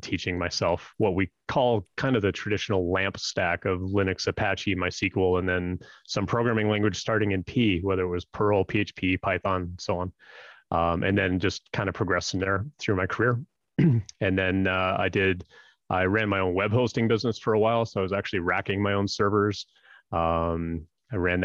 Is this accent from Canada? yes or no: yes; Northern Canada, Canada; I grew up in Northern Canada, like way, way up north